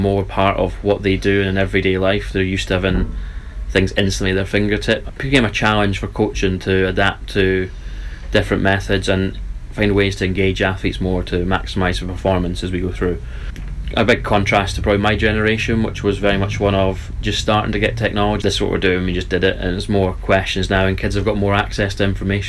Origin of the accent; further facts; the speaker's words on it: Dumfries, Scotland, United Kingdom; moved away; I'm from Scotland